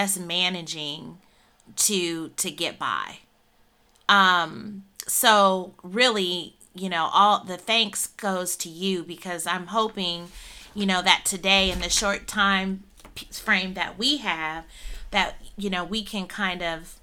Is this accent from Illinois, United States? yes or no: yes; Northern Illinois, United States; I am born and raised in Northern Illinois